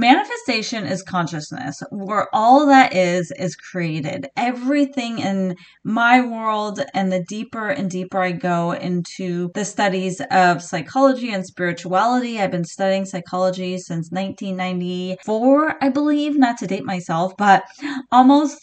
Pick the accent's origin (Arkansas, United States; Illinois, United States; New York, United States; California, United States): California, United States; San Diego; now in Pacific Northwest, United States; I am originally from San Diego, California. I was born in La Jolla.